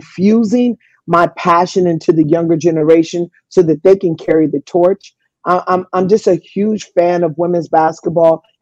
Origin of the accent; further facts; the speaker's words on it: Los Angeles, California, United States; moved away as an adult; also born or lived in Italy / Sugar Land, Texas; I grew up in the inner city of Watts in Los Angeles